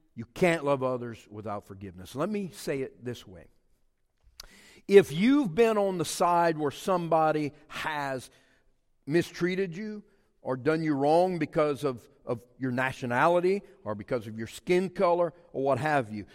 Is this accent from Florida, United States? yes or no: no; Cajun community, Louisiana, United States; We were the Smiths of the Cajun community